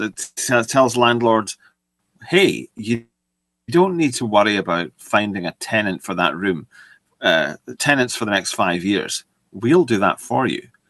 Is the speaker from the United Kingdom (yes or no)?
yes; United Kingdom; I'm British